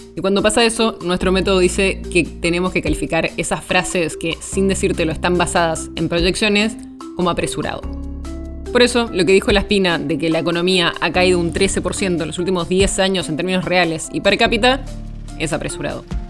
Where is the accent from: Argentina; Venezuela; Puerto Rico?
Argentina; Somos bastantes más argentinos